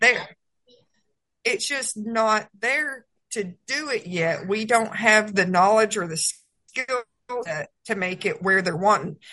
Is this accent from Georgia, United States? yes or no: yes; Georgia, United States; moved away as an adult; also born or lived in Texas / New Mexico; I was born and raised in Georgia.